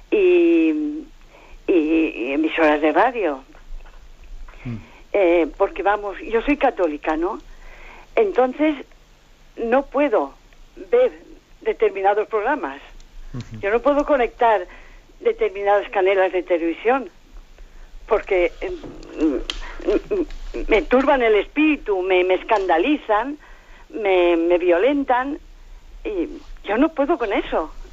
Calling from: Valencia, Valencian Community, Spain; de Valencia.

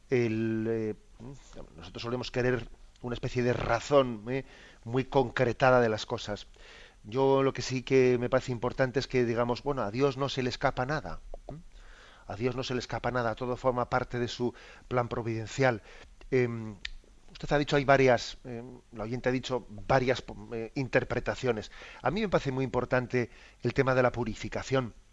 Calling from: Madrid, Community of Madrid, Spain; Soy … de Madrid.

